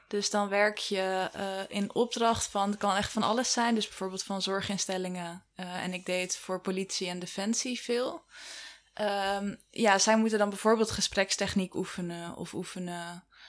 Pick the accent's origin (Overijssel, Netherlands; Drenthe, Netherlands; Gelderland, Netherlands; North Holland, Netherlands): Gelderland, Netherlands; Wageningen; Ik ben geboren in Wageningen